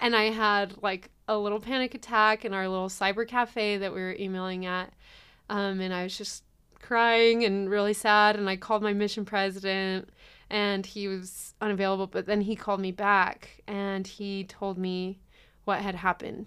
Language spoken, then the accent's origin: English; Hemet, California, United States; moved away; I'm originally from California. It's a little city called Hemet in Riverside County.